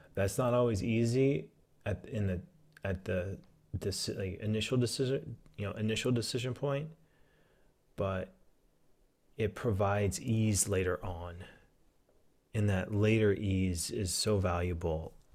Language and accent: English; Southwest Pennsylvania, United States; now in Oregon, United States; I grew up in Southwest Pennsylvania.